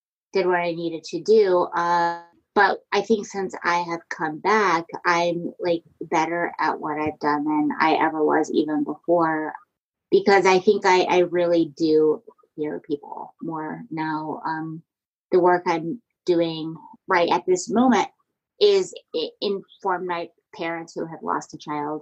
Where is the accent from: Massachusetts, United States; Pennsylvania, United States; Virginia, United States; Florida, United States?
Virginia, United States; I grew up in Virginia